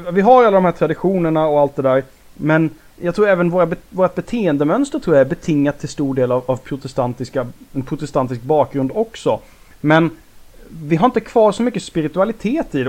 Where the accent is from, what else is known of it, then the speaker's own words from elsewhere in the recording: Småland, Sweden; vi växte upp i Småland